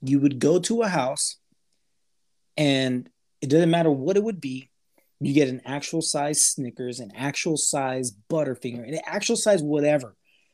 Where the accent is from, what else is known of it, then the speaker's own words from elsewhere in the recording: El Paso, Texas, United States; where we grew up in El Paso, Texas, it's a border city